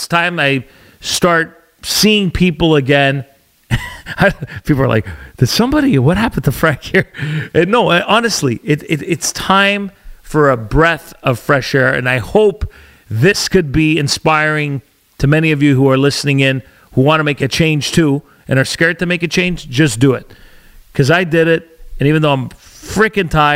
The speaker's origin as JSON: {"language": "English", "country": "Canada", "tie": "born or raised there", "said": "As an Italian, raised, born and raised in Canada, my parents, I kept our old school traditions"}